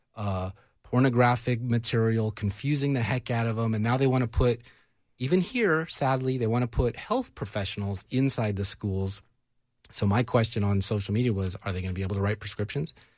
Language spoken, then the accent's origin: English; California, United States; moved away as an adult; also born or lived in Washington State; now in Tennessee, United States; I'm from California, so I got to be an observer of another place before coming here